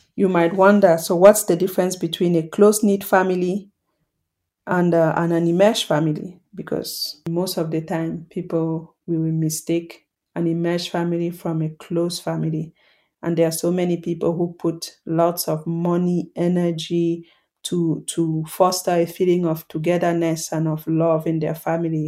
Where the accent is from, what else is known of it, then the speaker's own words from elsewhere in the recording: Cameroon; the context I grew up in in Cameroon